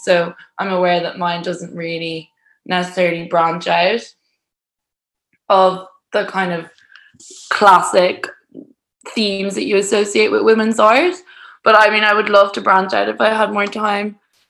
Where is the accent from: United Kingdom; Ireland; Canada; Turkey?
Ireland; also born or lived in Spain; because I'm from Ireland, so I swim a lot in the summer, and I'm also from Spain. And then like when I'm in London, I also do a lot of outdoor swimming.